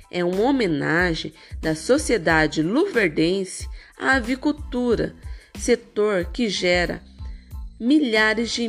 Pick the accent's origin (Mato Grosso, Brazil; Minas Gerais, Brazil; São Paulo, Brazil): Mato Grosso, Brazil; Sinop; moved away as an adult; now in Lucas do Rio Verde, Brazil; sou natural de Sinop, Mato Grosso